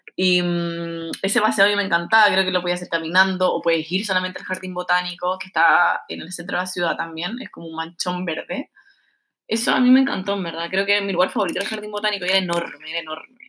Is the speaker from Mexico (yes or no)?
no; Chile; moved away as an adult; now in Melbourne, Australia; a nosotros como chilenos